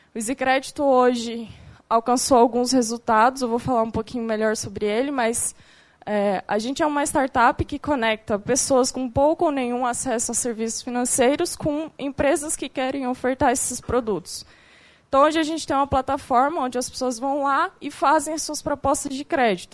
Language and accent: Portuguese; Goiânia, Goiás, Brazil; moved away as an adult; eu sou de Goiânia também, não viajei o mundo como a Stephanie, saí há pouco tempo de Goiânia há dois anos